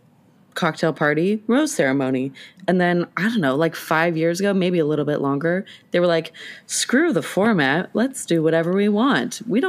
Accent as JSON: {"language": "English", "town": "Renton", "region": "Washington", "country": "United States", "tie": "born or raised there", "said": "Growing up, my address was technically Renton."}